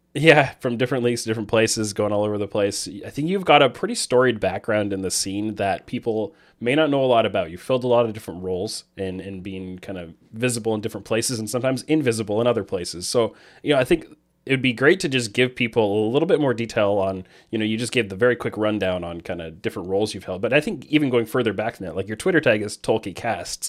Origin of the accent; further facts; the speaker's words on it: Canada; I'm Canadian